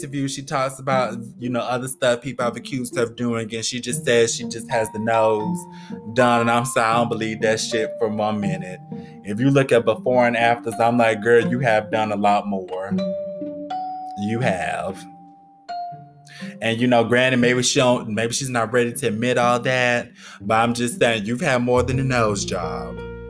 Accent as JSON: {"language": "English", "region": "Florida", "country": "United States", "said": "I'm from Florida"}